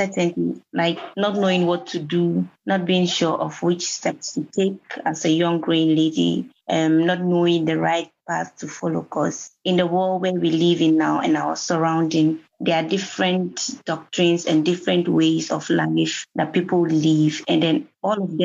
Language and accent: English; Gambia; from the Gambia